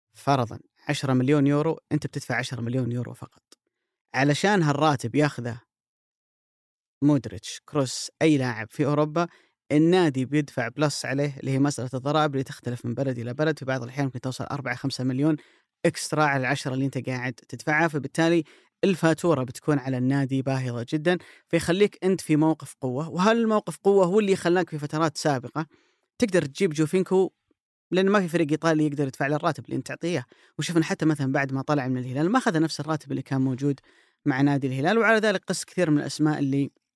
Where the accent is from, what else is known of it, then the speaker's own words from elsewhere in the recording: Saudi Arabia; عندنا في السعوديه